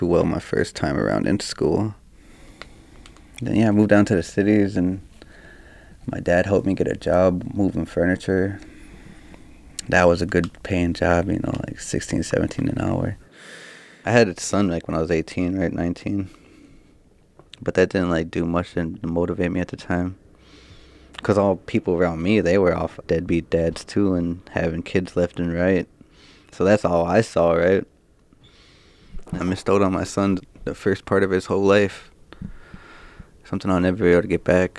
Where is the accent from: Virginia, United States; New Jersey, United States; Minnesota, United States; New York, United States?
Minnesota, United States; Minneapolis; also born or lived in Fond du Lac Reservation, Minnesota; I was born in Minneapolis, 91, in Hennepin County, you know, right downtown Minneapolis